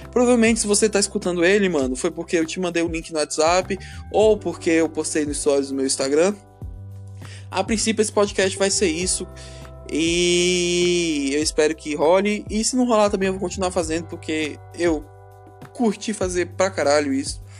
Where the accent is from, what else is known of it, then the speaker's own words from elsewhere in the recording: Brasília, Federal District, Brazil; Eu sou de Brasília, Distrito Federal, Brasil, América do Sul, Hemisfério Sul, essas coisas aí.